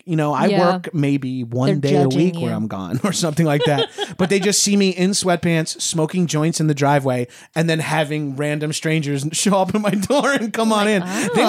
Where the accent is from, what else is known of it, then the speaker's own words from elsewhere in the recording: Long Island, New York, United States; I came from like a poor family, so I'm from Long Island